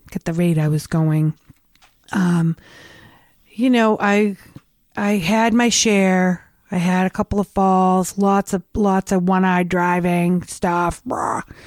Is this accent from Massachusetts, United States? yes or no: yes; Revere, Massachusetts, United States; I grew up in Revere.